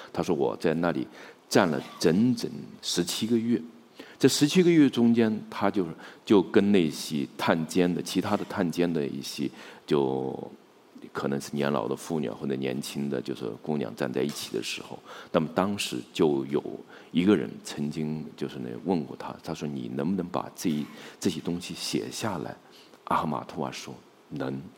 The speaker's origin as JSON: {"language": "Chinese", "country": "China", "said": "我们中国人"}